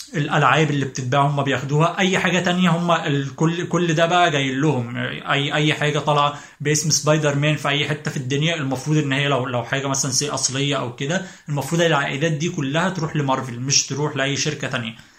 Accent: Egypt; إحنا كمصريين

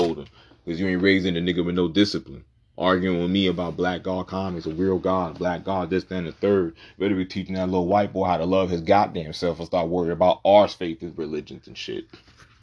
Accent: Puerto Rico; I'm not from Africa. I was born in Puerto Rico.

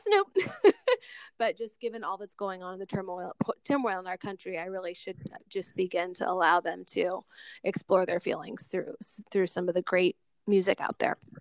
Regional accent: Seattle, Washington, United States; growing up in Seattle in the 80s

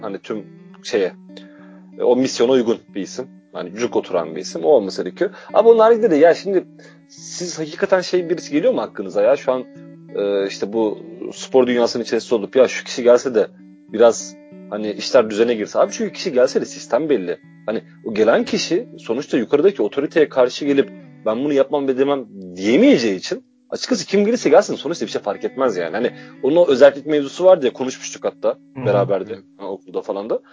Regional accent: Trabzon, Turkey; Yani biliyorsun Trabzonluyum en nihayetinde.

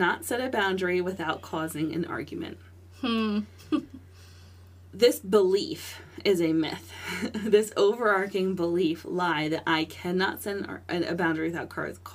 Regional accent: Lancaster County, Pennsylvania, United States; being born and raised in Lancaster County, being a Christian born and raised in Lancaster County

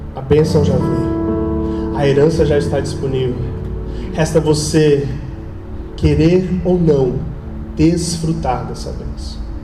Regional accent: Blumenau, Santa Catarina, Brazil; sou daqui mesmo, Blumenauense, Manezinho

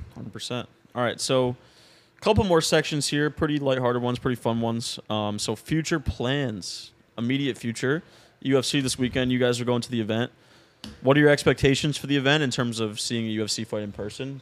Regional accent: Florida, United States; my hometown friends that I grew up

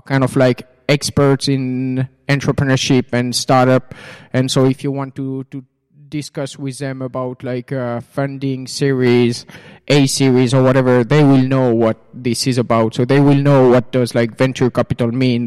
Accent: Switzerland; moved away as an adult; now in Finland; I'm actually originally from Switzerland. And I came to, to Finland now about two and a half years ago

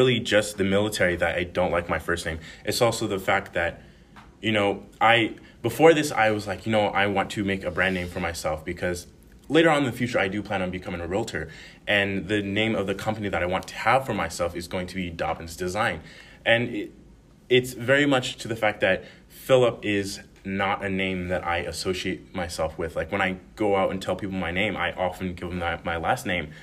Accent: Reno, Nevada, United States; moved away as an adult; in Reno, Nevada, growing up

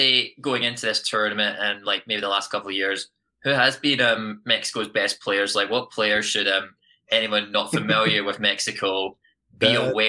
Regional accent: Scotland, United Kingdom; as you can probably tell by my accent, I'm from the UK, specifically Scotland

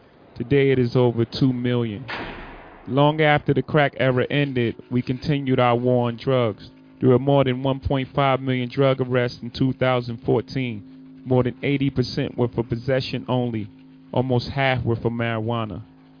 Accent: Brooklyn, New York, United States; My home state of New York

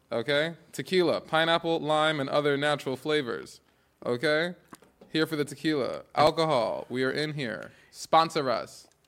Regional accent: New York, United States; now in Los Angeles, United States; I'm from New York, where seasonal depression is more of a thing

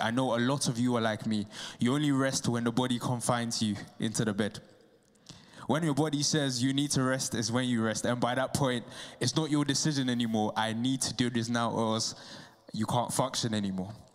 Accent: Ghana; moved away; I'm from Ghana

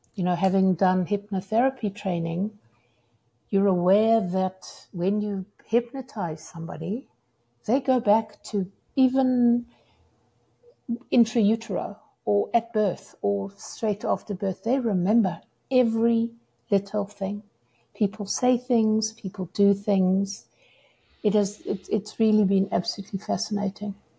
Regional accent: South Africa; moved away as an adult; also born or lived in United Kingdom; now in Seattle, United States; as a South African

